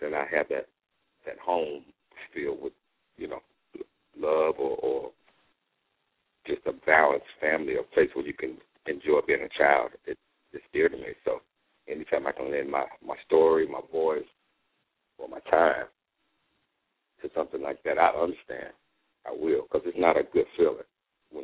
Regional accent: Charlotte, North Carolina, United States; moved away as an adult; I came from Charlotte

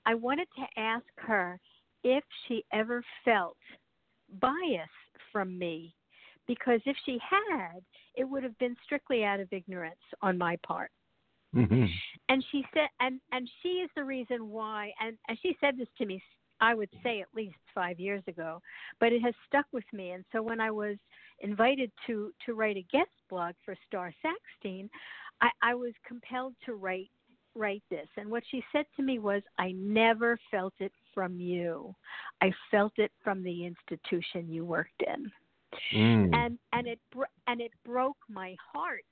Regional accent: New York City, New York, United States; moved away as an adult; Initially, I grew up in New York City, and then I moved up into a rural area in New

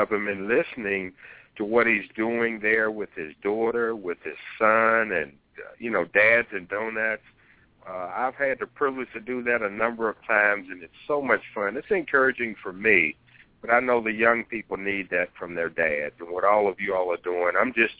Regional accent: Salem, Virginia, United States; I grew up in Salem, Virginia, suburb of Roanoke, Virginia.

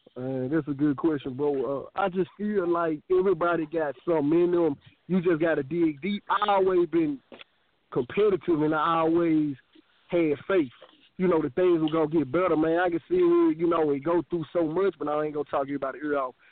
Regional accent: Memphis, Tennessee, United States; I'm from Memphis, Tennessee. I have bounced around, but Memphis, Tennessee has been my home most of my life

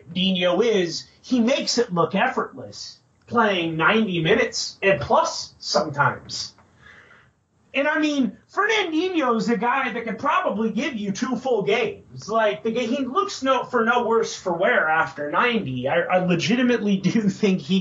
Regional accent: United States; We're American

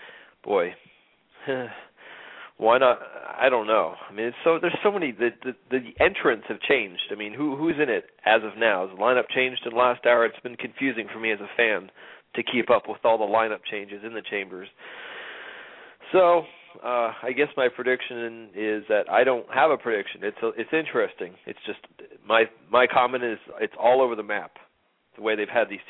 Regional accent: New York, United States; as a New Yorker

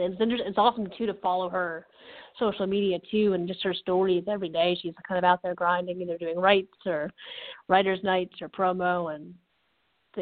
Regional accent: Connecticut, United States; moved away; also born or lived in Western Massachusetts; I'm from Connecticut originally, but I went to school in Western Massachusetts

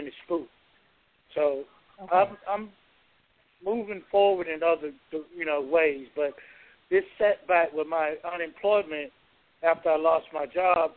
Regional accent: Georgia, United States; my hometown here

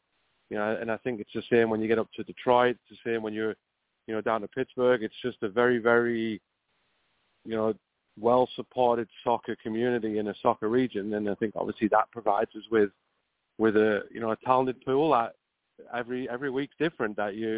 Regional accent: England, United Kingdom; it's very similar to what I grew up in England

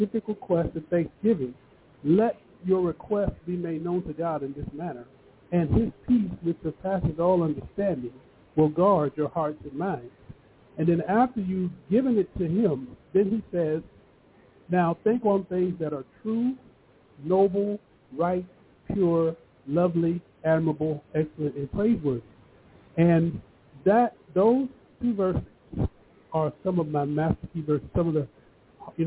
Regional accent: United States; being an African-American and growing up with all these different names, black, you know, Negro, now it's BIPOC

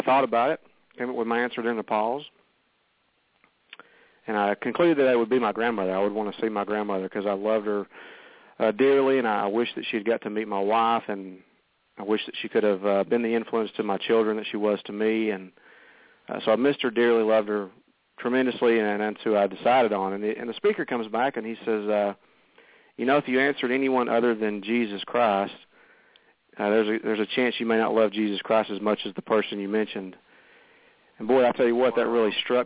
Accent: the South, United States; I grew up here in the South in the Bible Belt

